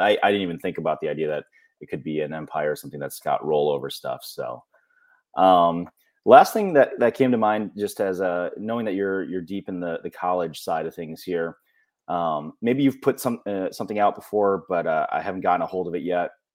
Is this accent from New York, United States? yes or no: yes; Western New York, United States; I grew up in Western New York